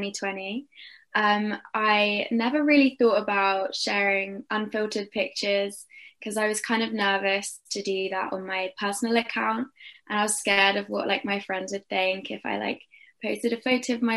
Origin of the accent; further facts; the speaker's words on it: Durham, North East England, United Kingdom; I'm from Durham in the UK